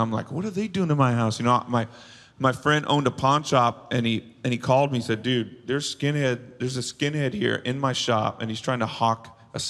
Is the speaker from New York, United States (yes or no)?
no; Bakersfield, California, United States; my hometown. It was Bakersfield.